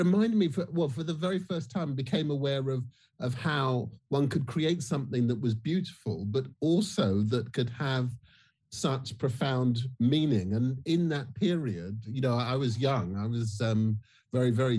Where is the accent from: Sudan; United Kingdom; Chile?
United Kingdom; I'm Black British